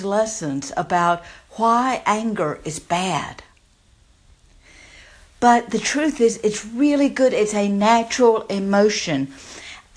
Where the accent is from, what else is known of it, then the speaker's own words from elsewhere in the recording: the South, United States; if you can't tell by my accent, I grew up in the South